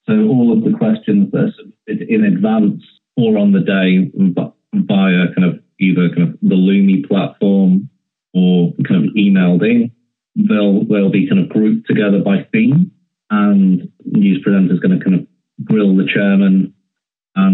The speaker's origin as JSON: {"language": "English", "area": "the Northwest", "region": "North West England", "country": "United Kingdom", "said": "I'm from the Northwest, as you can tell from my voice"}